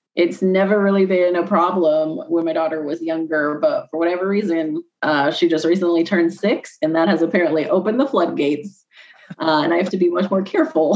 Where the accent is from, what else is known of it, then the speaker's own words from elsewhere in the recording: Illinois, United States; I'm from I'm from Illinois